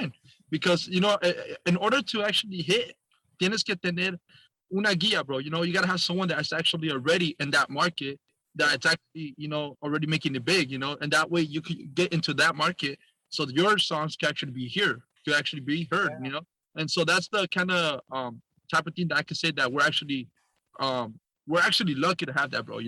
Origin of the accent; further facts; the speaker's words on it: Orange County, California, United States; we're actually from Orange County